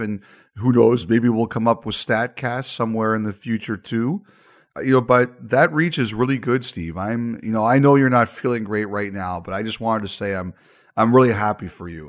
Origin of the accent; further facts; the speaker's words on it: Toronto, Ontario, Canada; I was born in Toronto, I grew up in Toronto